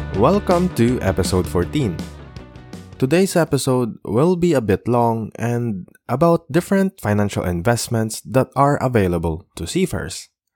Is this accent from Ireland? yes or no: no; Philippines; being a Filipino seafarer, it's easier now in our country to open your own brokerage account